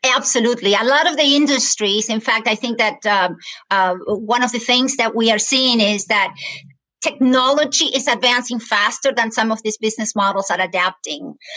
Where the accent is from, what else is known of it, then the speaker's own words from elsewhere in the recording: Argentina; English is a second language; moved away as an adult; now in United States; I was born and raised in Argentina. I came to the United States